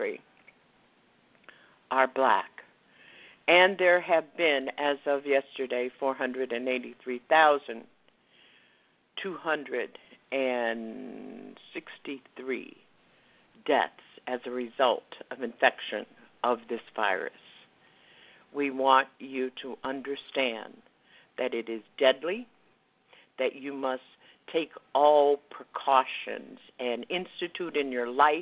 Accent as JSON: {"language": "English", "town": "West Palm Beach", "region": "Florida", "country": "United States", "tie": "born or raised there", "said": "West Palm Beach, Florida, which is my hometown"}